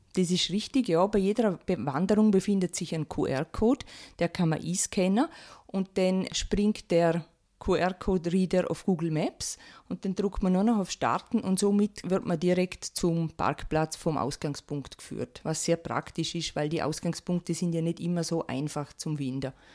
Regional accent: Rankweil, Vorarlberg, Austria; ich komme aus Rankwil bin verheiratet und zweifache Mama

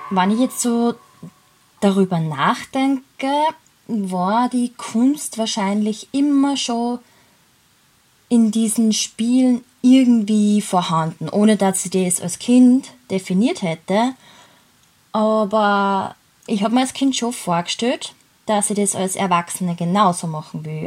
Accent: Laakirchen, Upper Austria, Austria; Ich bin in Oberösterreich geboren und eben dort in Lackirchen aufgewachsen

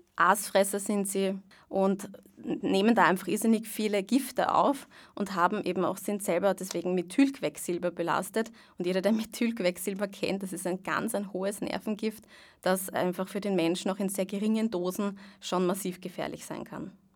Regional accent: Vienna, Austria; ich bin aus Wien

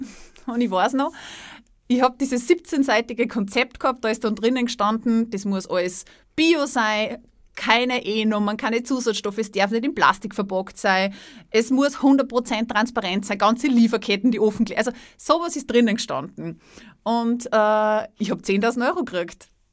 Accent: Salzburg, Austria; moved away; also born or lived in Styria; Ich komme, ich komme aus Salzburg, ich habe ja in der Steiermark gelebt

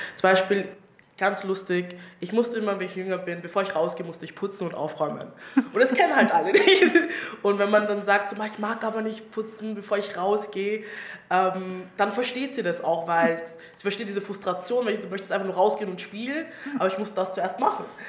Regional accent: Styria, Austria; accent: Styrian; ich bin aus der Steiermark und ich rede ab und zu eh steirisch

